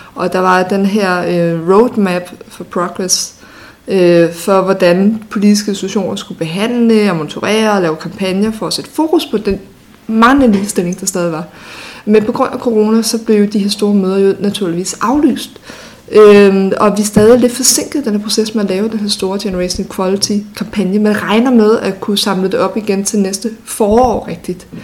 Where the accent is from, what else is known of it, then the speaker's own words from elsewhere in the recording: North Zealand, Capital Region of Denmark, Denmark; da jeg voksede op i Nordsjælland